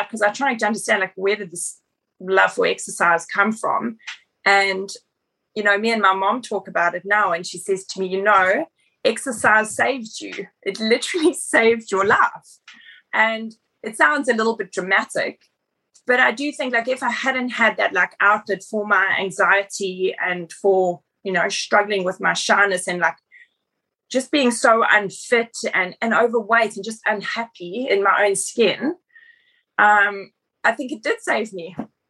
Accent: South Africa; moved away as an adult; now in Australia; I'm from South Africa originally, so been in Australia for 10 years.

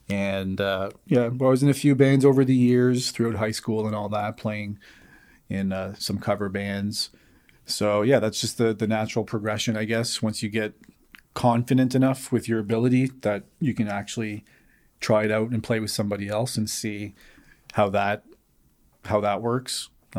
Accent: Moncton, New Brunswick, Canada; my dad's from a place called Rivière-Verte, about 10 minutes from Edmundston. But I was born and raised in Moncton.

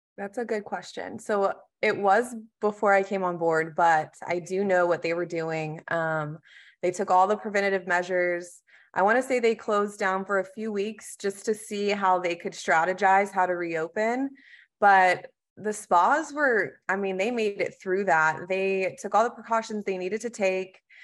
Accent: Texas, United States; now in North Carolina, United States; I am originally from Texas

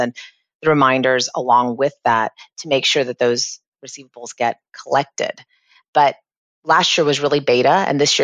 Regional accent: Florida, United States; also born or lived in England / Boston; I've lived and resided in Florida most of my life

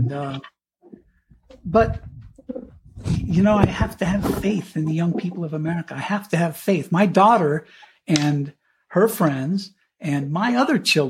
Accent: Cañon City, Colorado, United States; moved away as an adult; also born or lived in Miami / Pueblo, Colorado; I grew up in Canyon City, my hometown, in where the state penitentiary is

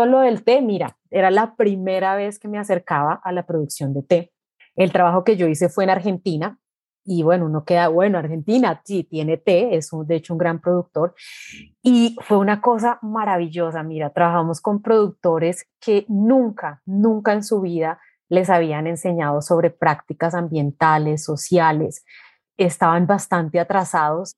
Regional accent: Armenia, Quindío, Colombia; Yo nací en Armenia, mi familia, eh, mis padres, mis abuelos, todos son del eje cafetero

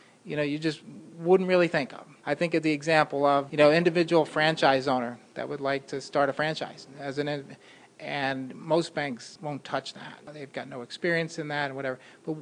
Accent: North Brunswick, New Jersey, United States; also born or lived in Syracuse, New York; I grew up in about a half hour south of here in North Brunswick, New Jersey

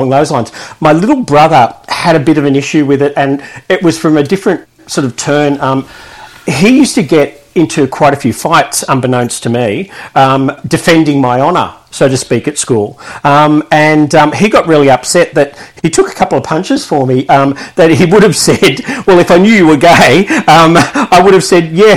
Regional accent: Sydney, New South Wales, Australia; moved away as an adult; also born or lived in Melbourne; now in Shepparton, Australia; originally I grew up in Sydney, southern Sydney, so the Sutherland Shire

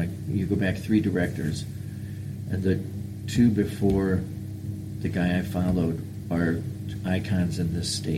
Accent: LaGrange County, Indiana, United States; I was in Indiana, LaGrange County, which is just south of Sturgis, Michigan

